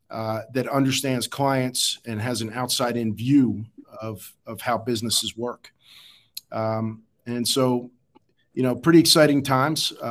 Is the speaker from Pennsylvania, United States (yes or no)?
yes; Philadelphia, Pennsylvania, United States; born there; Um, I was born in Philadelphia.